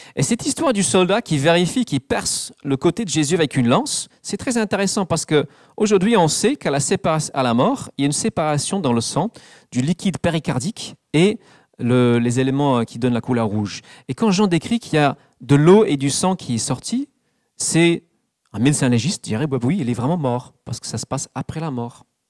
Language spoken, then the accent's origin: French; England, United Kingdom; French is a second language; moved away; dans mon pays natal, l'Angleterre